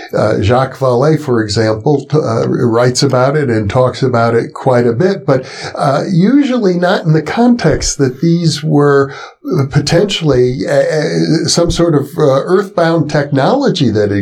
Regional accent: Wisconsin, United States; I grew up in Wisconsin

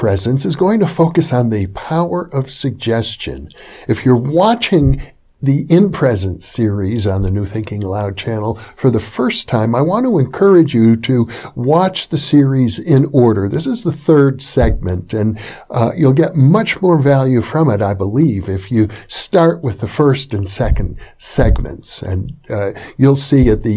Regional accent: Fond du Lac, Wisconsin, United States; where I grew up in Fond du Lac, Wisconsin

